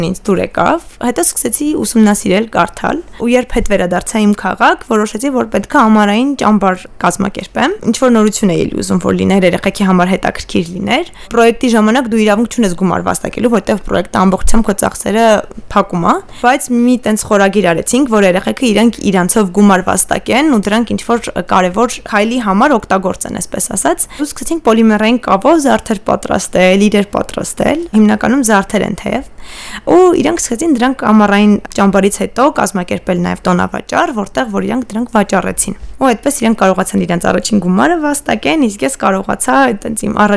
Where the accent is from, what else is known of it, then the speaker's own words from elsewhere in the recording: Yerevan, Armenia; moved away as an adult; also born or lived in Bulgaria / Stepanakert; Ես Երևանում եմ մեծացել, թեև մամաս Արցախից է ու մենք շատ ժամանակ Արցախ ենք գնում, ամառային արձակուրդները երկար այնտեղ ենք անցկացնում, բայց հիմնականում մեծ քաղաքի կյանքով եմ ես ապրել, Երևանը եթե կարելի է մեծ քաղաք անվանել